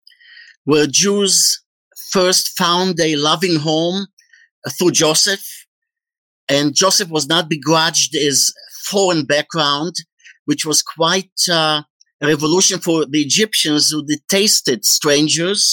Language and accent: English; Haifa, Haifa District, Israel; also born or lived in Chu, Kazakhstan / Poland / Austria / Wetzlar, Germany; now in Virginia Beach, United States; My immediate family moved to Haifa, Israel, where I grew up